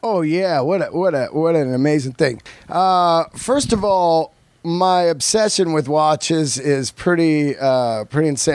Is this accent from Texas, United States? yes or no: no; Bay Area, California, United States; also born or lived in Yosemite; now in Los Angeles, United States; growing up in the Bay Area, I was born in Yosemite